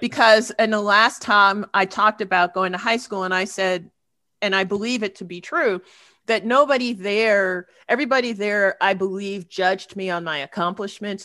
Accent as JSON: {"language": "English", "country": "United States", "said": "I'm a black person, I'm an academic, I'm an American"}